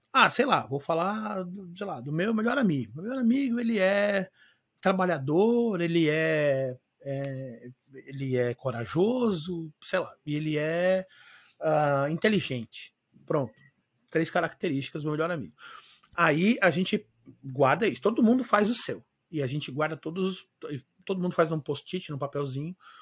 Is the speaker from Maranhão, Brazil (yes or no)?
no; São Paulo, Brazil; moved away as an adult; now in Florianópolis, Brazil; eu sou natural de São Paulo, mas eu moro em Floripa há 19 anos já